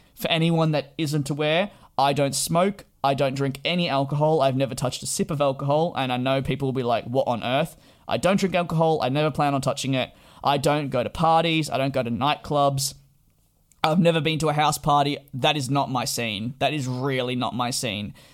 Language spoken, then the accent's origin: English; Australia; now in London, United Kingdom; as an Australian